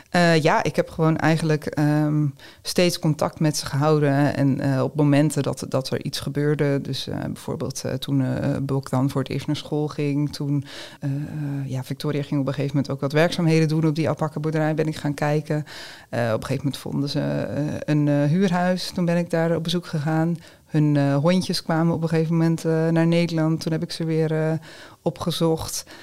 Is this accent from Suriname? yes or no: no; Ukraine; now in Netherlands; tegelijkertijd mis ik gewoon heel erg mijn familie en, en ehm, ja, Oekraïne zal altijd mijn, eh, mijn thuisland blijven.